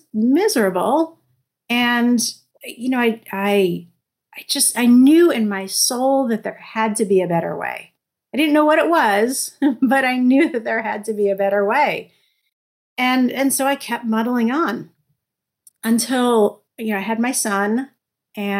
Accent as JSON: {"language": "English", "town": "New York City", "region": "New York", "country": "United States", "tie": "born or raised there", "moved": "yes", "said": "I grew up in New York City where we have tons of food options"}